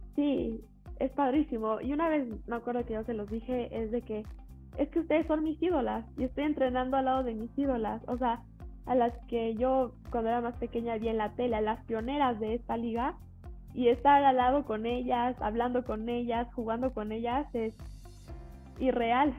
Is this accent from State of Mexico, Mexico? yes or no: yes; Toluca, State of Mexico, Mexico; moved away; yo era de Toluca, bueno, yo este, soy de Toluca